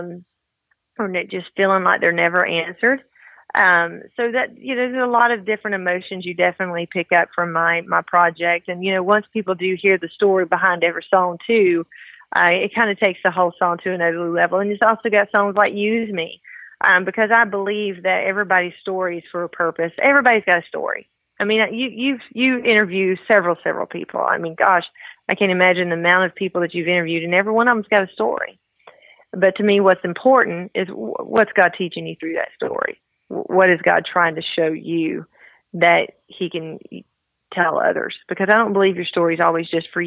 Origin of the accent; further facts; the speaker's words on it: the South, United States; accent: southern; as you can tell from my southern accent, I have a little country in me as well.